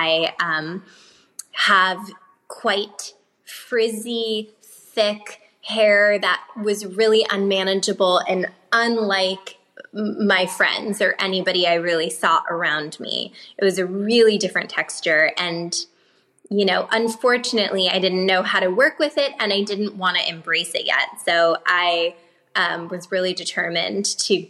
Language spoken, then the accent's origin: English; Los Angeles, California, United States; born or raised there; also born or lived in New York